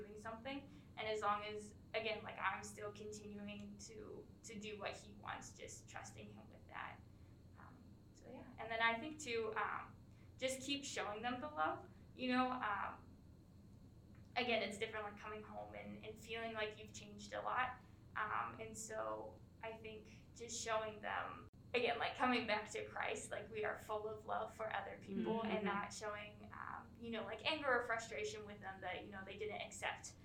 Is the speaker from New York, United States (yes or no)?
no; Ohio, United States; moved away; I'm from Ohio, so it's 11 hours away